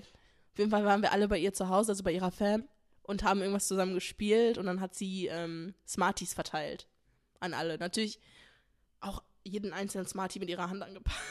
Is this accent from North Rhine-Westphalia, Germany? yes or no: yes; Essen, North Rhine-Westphalia, Germany; wir kommen aus Essen